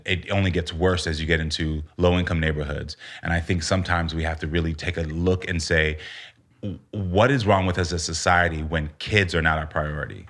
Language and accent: English; United States; also born or lived in Texas / Florida; growing up in Texas and Florida